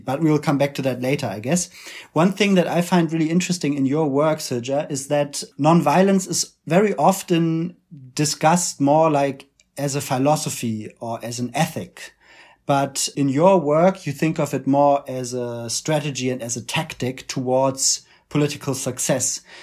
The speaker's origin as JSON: {"language": "English", "country": "Germany", "accent": "German", "second_language": "English", "said": "as you can tell from our accents, we're both activists from Germany"}